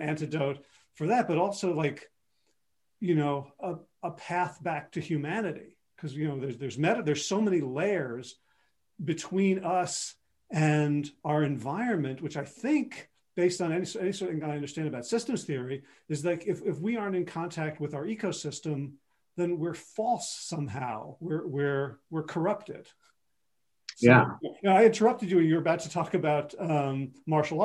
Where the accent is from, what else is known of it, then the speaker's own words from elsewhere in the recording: the Bayou, Southeast Louisiana, United States; I grew up in the Bayou